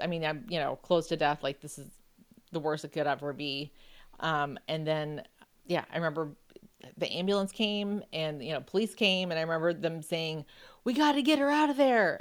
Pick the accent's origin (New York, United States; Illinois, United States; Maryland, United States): New York, United States; Buffalo; I grew up in Buffalo, so I knew, you know, how to drive on ice and snow and everything